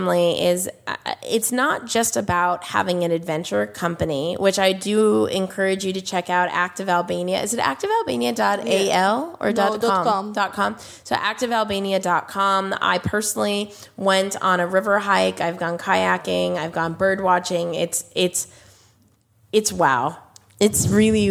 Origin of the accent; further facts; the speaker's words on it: United States; As an American, customer